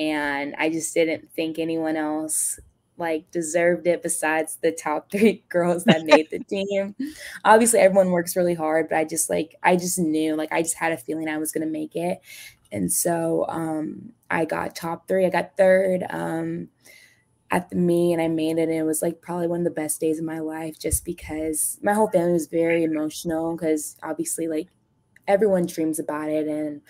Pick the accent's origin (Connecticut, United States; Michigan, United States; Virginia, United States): Michigan, United States; also born or lived in Detroit, Michigan / Kentucky; So I was born in Detroit, Michigan, and then my family, we moved to Kentucky for a couple years, and then after that, we moved to Michigan when I was, like, in second grade.